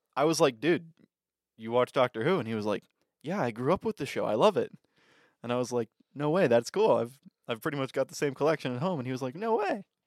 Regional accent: United States; I am only a third generation American

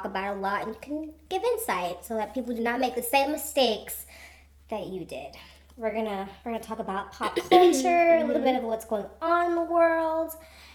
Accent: Florida, United States; also born or lived in northern US; I was raised in Florida, the great state of Florida

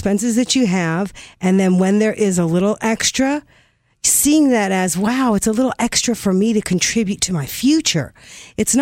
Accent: North Carolina, United States; I grew up in North Carolina.

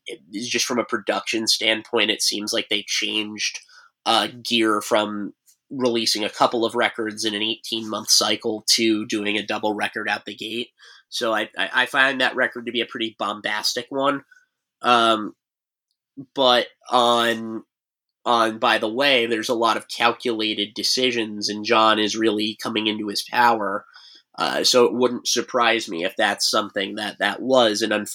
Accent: Montclair, New Jersey, United States; A lot of me listening to that record is me biking around the cul-de-sac that I grew up in Montclair, because that would have been, I got that record right before we moved into the city.

